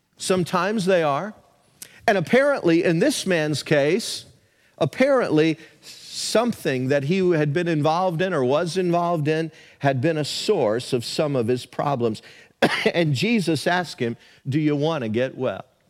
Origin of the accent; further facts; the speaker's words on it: the South, United States; moved away; Where I grew up in the South, there were a lot of small churches that dotted the countryside